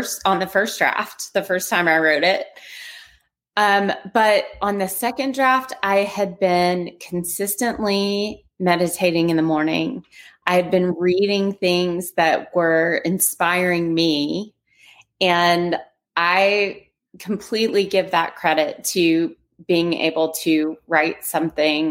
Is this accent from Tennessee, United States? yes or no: yes; Nashville, Tennessee, United States; now in Houston, United States; I am originally from Nashville, Tennessee, living in Houston, Texas, and on my way to live by the ocean in Florida.